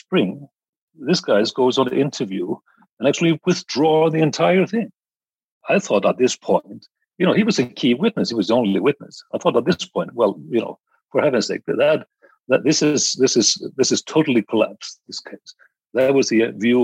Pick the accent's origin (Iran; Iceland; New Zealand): Iceland; actually from my home country in Iceland